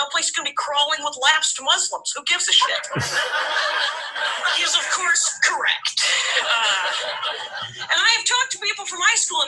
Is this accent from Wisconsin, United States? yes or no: yes; South Milwaukee, Wisconsin, United States; When I was a kid in Wisconsin, I'm from a little factory town outside of Milwaukee, a little factory town called South Milwaukee